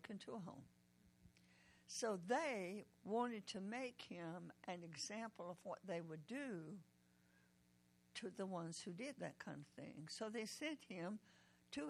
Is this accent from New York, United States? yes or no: no; Decatur, Georgia, United States; also born or lived in Oklahoma; I'm from Decatur, Georgia